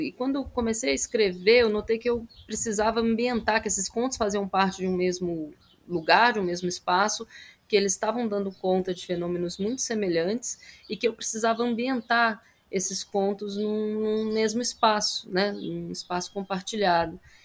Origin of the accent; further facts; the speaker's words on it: Brasília, Federal District, Brazil; eu cresci em Brasília, né? Bem na parte urbana da cidade, no plano piloto